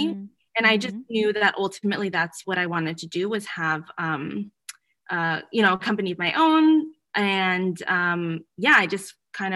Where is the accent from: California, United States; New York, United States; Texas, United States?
California, United States; San Diego; moved away as an adult; now in Boston, United States; I'm from San Diego, California